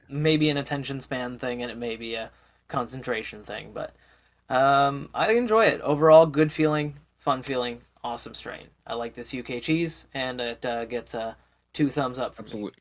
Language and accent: English; Canada; as a Canadian